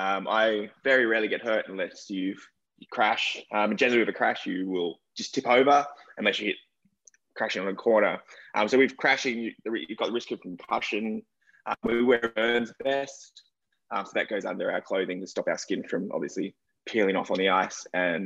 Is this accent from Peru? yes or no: no; Australia; moved away; I am Australian, obviously.